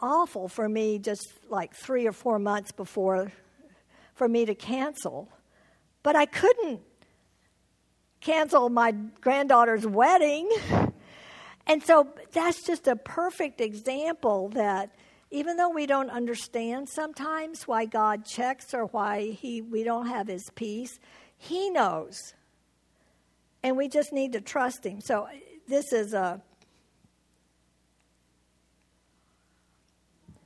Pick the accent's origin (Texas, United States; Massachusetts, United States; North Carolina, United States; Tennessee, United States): Texas, United States; Houston; moved away as an adult; now in Tucson, United States; I was born in Houston, Texas, lived all my life in Texas until we moved to Tucson in Arizona 41 years ago.